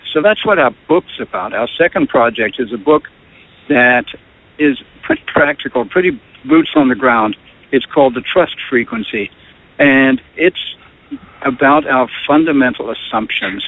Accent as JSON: {"language": "English", "country": "South Africa", "tie": "born or raised there", "moved": "as an adult", "lives_now": "United States", "said": "I grew up in South Africa, which is a phenomenal place to grow up"}